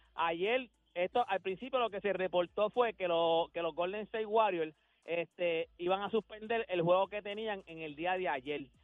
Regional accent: Loíza, Puerto Rico; Yo viví toda mi vida en, en Loiza, pero mi familia, toda mi familia, mi mamá de pues, Carolina

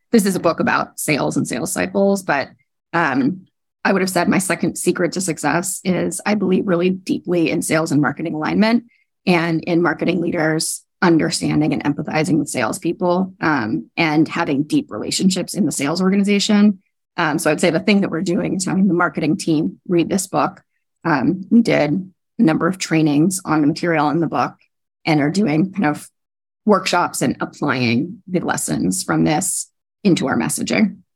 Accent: Northern California, United States; moved away; I grew up in the West Coast, um, oh, and in Northern California

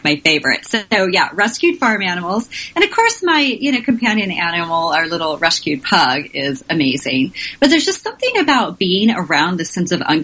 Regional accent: Oklahoma, United States; now in Washington, D.C., United States; I'm from Oklahoma, the exciting world of Oklahoma, and my parents had cows

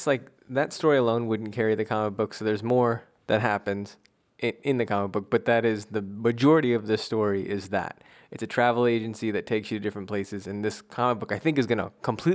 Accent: East Coast, United States

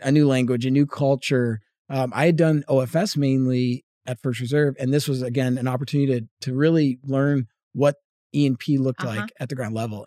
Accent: Northeast, United States; moved away as an adult; also born or lived in Boston; now in Texas, United States; grew up in the Northeast

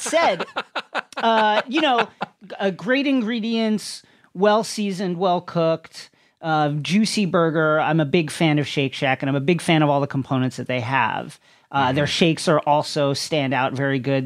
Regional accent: New York City, New York, United States; now in Los Angeles, United States; I will admit my bias as a New Yorker

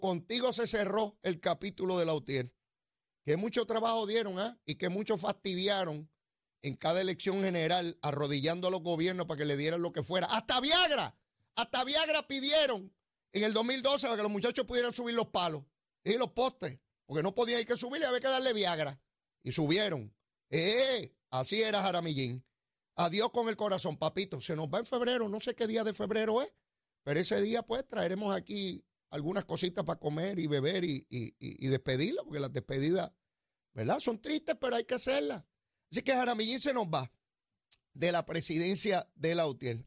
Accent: Puerto Rico; yo soy de acá del trópico.

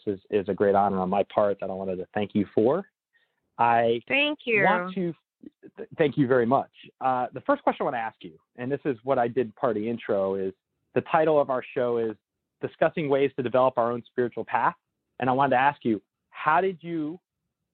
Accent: Northern New Jersey, United States; born or raised there

